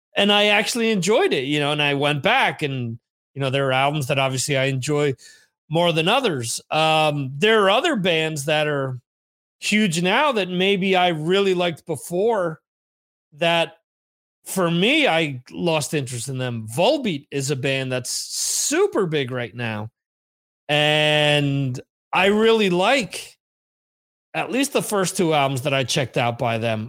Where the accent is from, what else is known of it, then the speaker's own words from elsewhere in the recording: New Jersey, United States; where I grew up in New Jersey